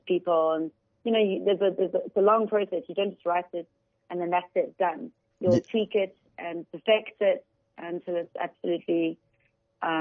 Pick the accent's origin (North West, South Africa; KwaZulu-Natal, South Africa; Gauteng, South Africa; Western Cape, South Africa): Gauteng, South Africa; Johannesburg; also born or lived in United Kingdom / Dubai; I'm from Joburg, and I decided to go to the UK for a few years